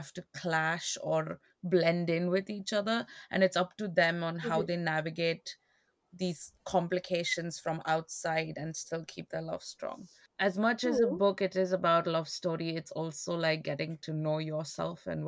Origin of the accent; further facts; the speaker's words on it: India; being Indian